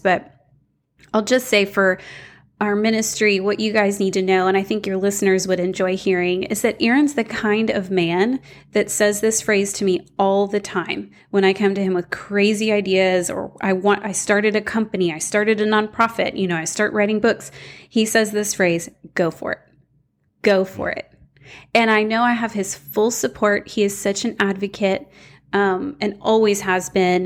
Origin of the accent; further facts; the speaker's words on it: Houston, Texas, United States; I grew up in Houston.